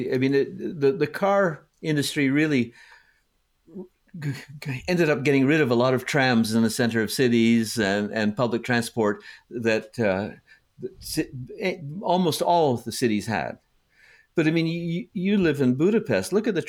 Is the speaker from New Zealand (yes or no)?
no; Canada; also born or lived in United States; growing up in Canada and the US, the houses kept getting bigger and bigger